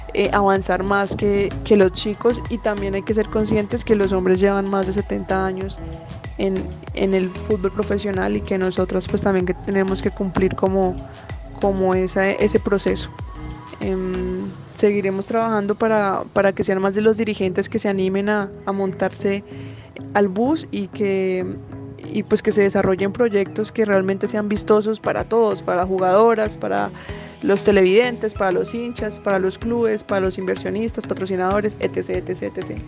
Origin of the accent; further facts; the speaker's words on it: Bogotá, Colombia; also born or lived in Villanueva; pues yo nací en Villanueva, pero me crié en, en Bogotá.